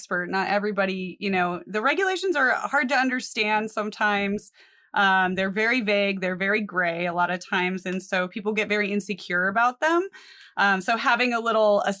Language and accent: English; Colorado, United States; I grew up in Colorado